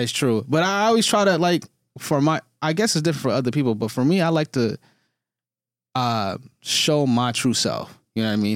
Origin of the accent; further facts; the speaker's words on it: Detroit, Michigan, United States; moved away as an adult; now in Toronto, Canada; I grew up in Detroit. I grew up on the east side of Detroit, went to university there, and then I moved to Toronto